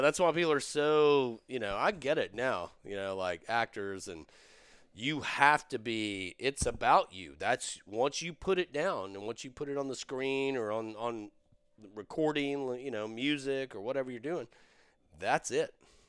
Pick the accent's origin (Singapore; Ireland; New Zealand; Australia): Ireland; Dublin, Leinster; I was raised in Dublin, went to Trinity, studied acting in Trinity, at Trinity University, and I was down traveling, love Texas